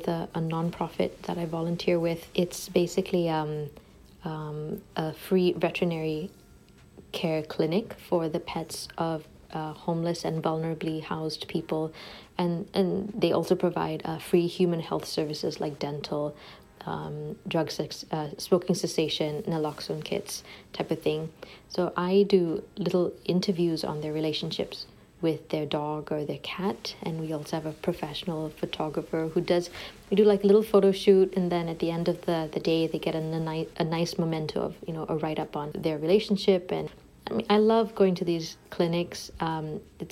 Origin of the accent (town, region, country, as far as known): Singapore; born or raised there; moved away as an adult; now in Ottawa, Canada